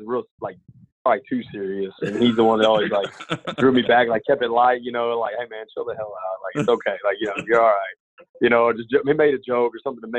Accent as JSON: {"language": "English", "town": "Fort Worth", "region": "Texas", "country": "United States", "tie": "born or raised there", "said": "I grew up in Fort Worth, Texas, and I played Cleburne High School, just 30 minutes south of Fort Worth"}